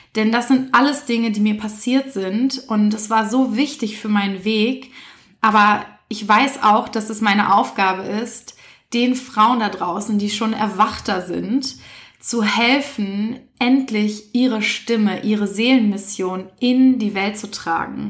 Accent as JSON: {"language": "German", "town": "Essen", "region": "North Rhine-Westphalia", "country": "Germany", "tie": "born or raised there", "also_born_or_lived": "Berlin", "said": "in Essen übrigens, da bin ich die größte Zeit meines Lebens aufgewachsen, obwohl ich gebürtige Berlinerin bin."}